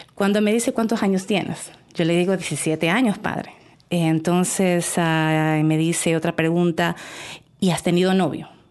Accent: El Oro, Ecuador; yo soy de Ecuador y entonces estaba en la provincia del Oro.

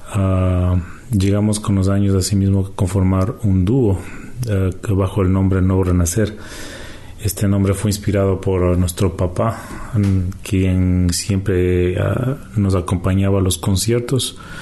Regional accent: Quito, Pichincha, Ecuador; also born or lived in Canada; now in Toronto, Canada; nacimos en Canadá, pero nos criamos en Quito, Ecuador.

